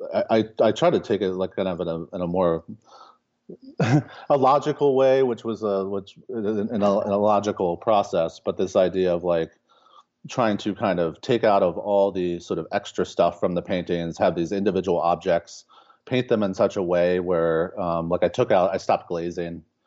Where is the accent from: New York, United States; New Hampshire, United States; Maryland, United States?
Maryland, United States; Baltimore; moved away as an adult; now in Lincoln, Nebraska, United States; I grew up in, uh, in Baltimore.